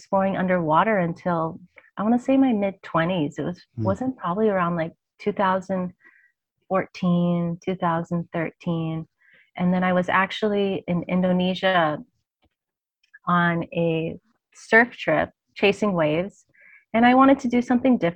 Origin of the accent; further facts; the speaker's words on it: Hawaii, United States; being born and raised in Hawaii, I basically grew up in and around the water my whole life.